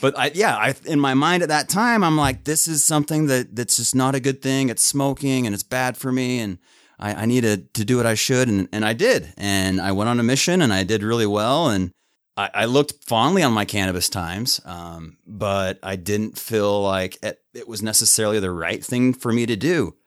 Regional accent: Lewiston, Utah, United States; I grew up in a little farm town of about a thousand five hundred at Lewiston, Utah

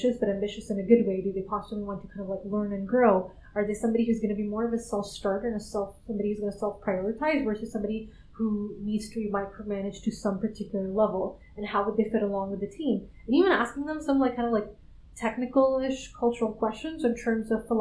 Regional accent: Canada; moved away as an adult; also born or lived in Silicon Valley / London; I'm originally from Canada. That's where I did undergrad in grad school.

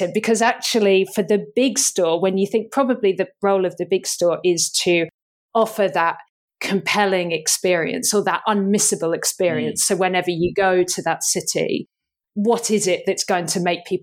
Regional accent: United Kingdom; I'm thoroughly British

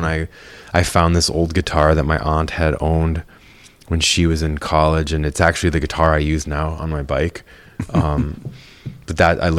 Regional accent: Minnesota, United States; also born or lived in Eugene, Oregon / Texas / Wisconsin; Here. I mean, here, I was born in Oregon. And like before I was in second grade, we moved like from Oregon to Texas to Wisconsin and then to Minnesota.

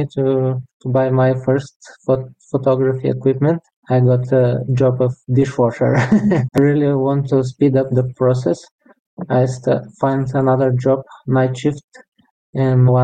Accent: Bulgaria; moved away as an adult; now in Lithuania; I was born in Bulgaria in 85. So now it's almost 38 years. And 16 of them I spent in Lithuania

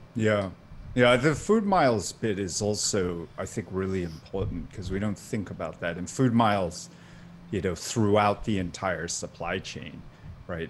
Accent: Singapore; now in Maryland, United States; I grew up in Singapore

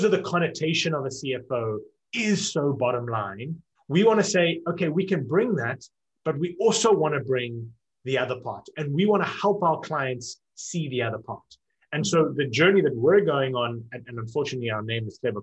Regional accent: South Africa; moved away as an adult; also born or lived in Cape Town, South Africa; now in United States; So I'm South African, born and raised in South Africa and now live in America

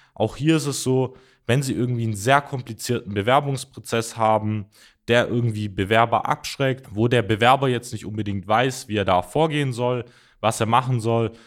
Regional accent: Mössingen, Baden-Württemberg, Germany; ich komme zum Beispiel auch aus der Ortschaft äh, oder aus dem Ort Mössingen

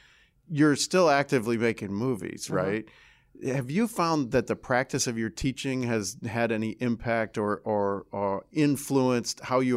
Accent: Detroit, Michigan, United States; I grew up in Metro Detroit.

